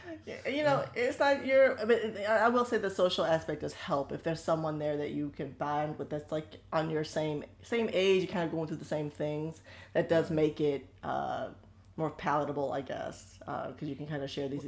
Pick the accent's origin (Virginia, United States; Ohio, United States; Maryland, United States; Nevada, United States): Ohio, United States; Solon; Don't doubt my thug. I'm from Solon.